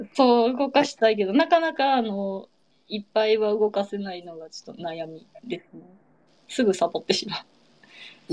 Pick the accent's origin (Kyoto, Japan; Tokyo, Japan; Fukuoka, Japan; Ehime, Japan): Kyoto, Japan; Kameoka; now in Osaka, Japan; 京都の亀岡っていうね、えー、すごい田舎大和美味しい水と山に囲まれたね、土田舎出身です